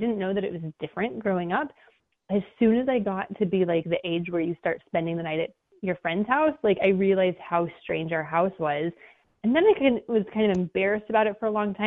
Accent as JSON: {"language": "English", "region": "New Mexico", "country": "United States", "tie": "born or raised there", "moved": "yes", "lives_now": "Maui, United States", "said": "I grew up in New Mexico, and I grew up in a really small little town"}